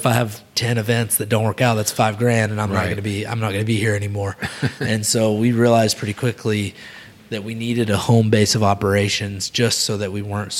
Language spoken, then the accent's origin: English; Little Rock, Arkansas, United States; I'm from Little Rock.